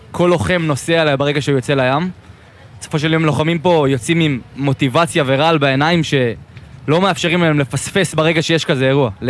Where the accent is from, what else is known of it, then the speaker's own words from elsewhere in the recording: Yakum, Southern District, Israel; זהו, אני בן 22 … מקיבוץ יקום.